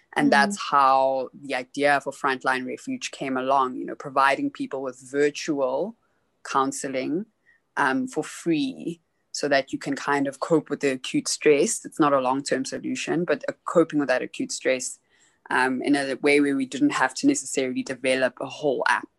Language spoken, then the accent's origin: English; South Africa; born there; also born or lived in Zimbabwe; Originally, I am Zimbabwean South African, so I was born in South Africa, but half of my family is Zimbabwean